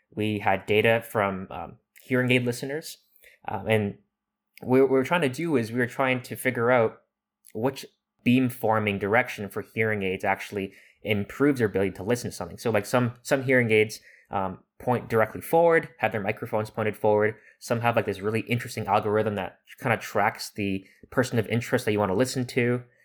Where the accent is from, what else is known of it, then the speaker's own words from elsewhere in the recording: Toronto, Ontario, Canada; moved away; I'm from Toronto